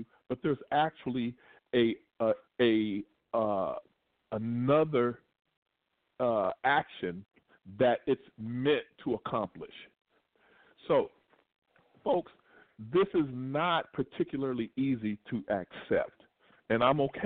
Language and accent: English; Kentucky, United States; moved away; when I was in Kentucky, which is my hometown